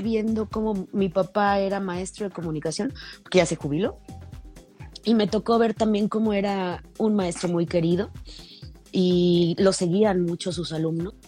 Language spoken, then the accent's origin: Spanish; Mexico; Yo crecí en la Beanaya, allá por la iglesia.